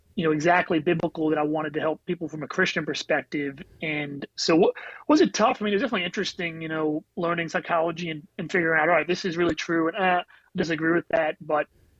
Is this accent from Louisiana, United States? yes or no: yes; New Orleans, Louisiana, United States; also born or lived in New Jersey; I was born in New Jersey. My dad took a transfer down to New Orleans when I was just really young